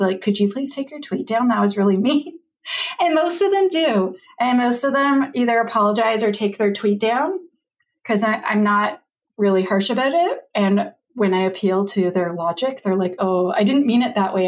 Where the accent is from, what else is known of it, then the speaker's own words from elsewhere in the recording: Canada; I'm a Canadian